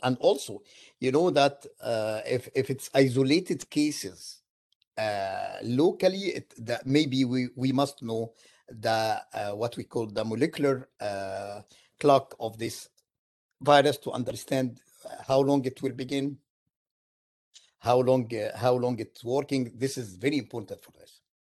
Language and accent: English; Egypt; moved away as an adult; now in United States; I am from Egypt originally